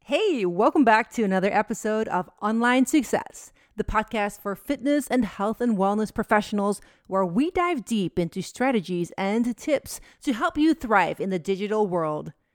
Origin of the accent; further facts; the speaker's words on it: Netherlands; moved away as an adult; now in United States; Holland, my home country, to visit my family.